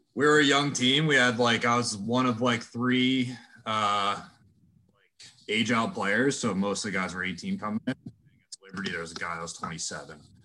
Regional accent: Philadelphia, Pennsylvania, United States; moved away as an adult; now in Indiana, United States; I'm from Philly

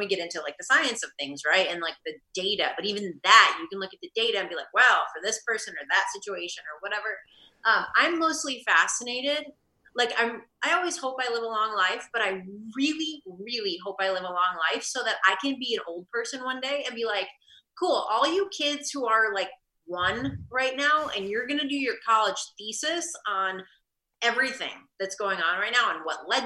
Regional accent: Midwest, United States; moved away as an adult; now in Salt Lake City, United States; I'm from the Midwest

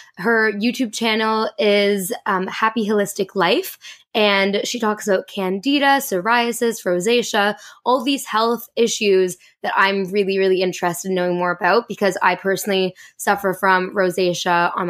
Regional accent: Canada; Oh, I'm Canadian.

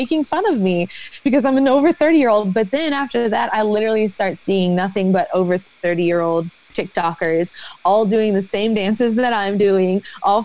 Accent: Atlanta, Georgia, United States; moved away; also born or lived in Kentucky; I grew up in Atlanta

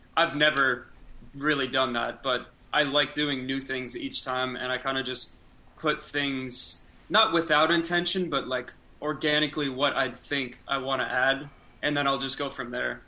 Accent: Scranton, Pennsylvania, United States; now in Pittsburgh, United States; I grew up in Scranton, so when I moved out here

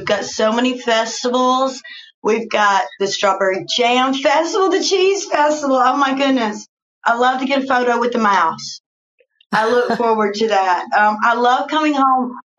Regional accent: Arthur, Illinois, United States; now in Fort Worth, United States; And just to think, I came from Arthur, Illinois, and now I'm over here in Fort Worth, Texas, making movies.

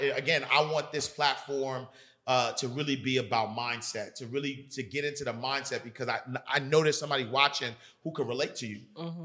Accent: New York City, New York, United States; I grew up in Harlem

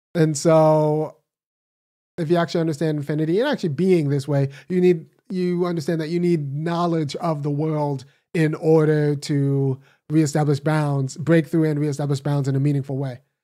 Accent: California, United States; moved away as an adult; now in Athens, Georgia, United States; I was born in California, raised in California.

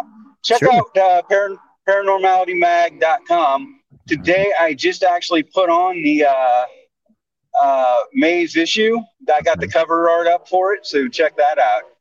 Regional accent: Illinois, United States; I'm from Illinois

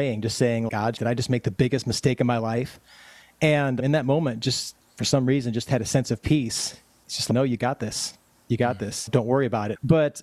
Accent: eastern South Dakota, United States; also born or lived in Sioux Falls, South Dakota / Madison, South Dakota; now in Rapid City, United States; I'm a South Dakotan, born and raised. I was born in Sioux Falls, South Dakota, and raised on the east side of South Dakota most of my life.

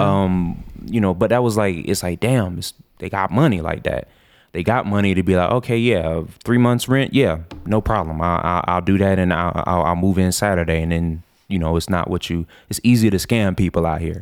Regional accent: Orlando, Florida, United States; moved away as an adult; now in Colorado, United States; I'm from Orlando area

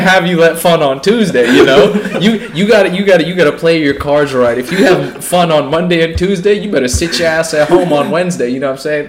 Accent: Pakistan; I'm Pakistani

